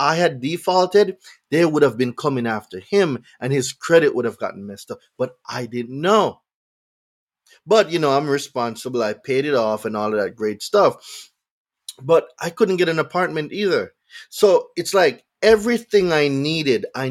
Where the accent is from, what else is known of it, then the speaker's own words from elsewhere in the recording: Jamaica; now in United States; I'm not from here. So when I came from Jamaica